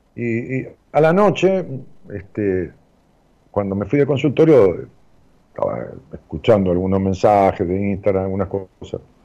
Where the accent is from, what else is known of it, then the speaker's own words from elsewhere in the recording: Ramos Mejía, Buenos Aires Province, Argentina; moved away as an adult; now in Buenos Aires, Argentina; algo más de 50 años de vivir en, mi pueblo, allá en Ramos Mejía, en el Gran Buenos Aires.